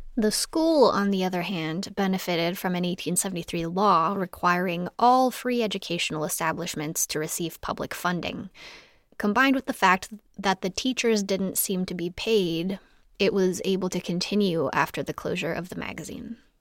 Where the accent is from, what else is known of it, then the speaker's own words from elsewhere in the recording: New Mexico, United States; I grew up in New Mexico